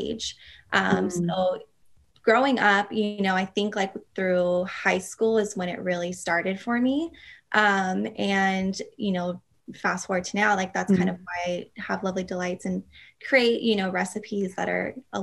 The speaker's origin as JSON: {"language": "English", "town": "Chino Hills", "region": "California", "country": "United States", "tie": "born or raised there", "also_born_or_lived": "Riverside, California", "lives_now": "Whittier, United States", "said": "I actually grew up in a small town called Chino Hills"}